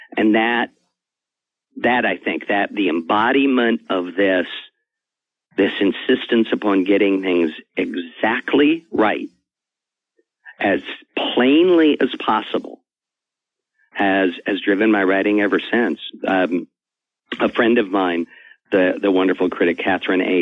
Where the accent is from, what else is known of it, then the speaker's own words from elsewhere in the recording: Riverside, California, United States; I grew up in Riverside, California, and went to the public library